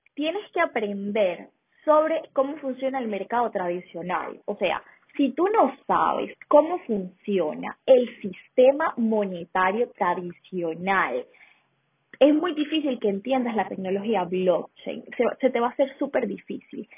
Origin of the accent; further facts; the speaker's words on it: Venezuela; now in Colombia; soy de Venezuela, vivo en Colombia actualmente